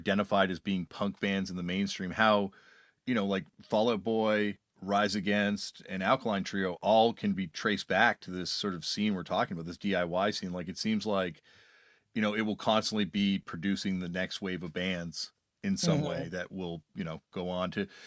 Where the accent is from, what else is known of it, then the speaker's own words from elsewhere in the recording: Toronto, Ontario, Canada; growing up in Toronto